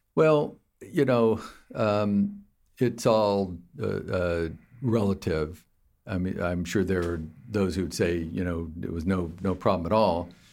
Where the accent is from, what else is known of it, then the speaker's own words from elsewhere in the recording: Fountain Valley, California, United States; moved away as an adult; also born or lived in Palos Verdes, California / Davis, California / Berkeley, California / New York; I was born in Palos Verdes in Southern California and raised in the Huntington Beach area, Fountain Valley specifically.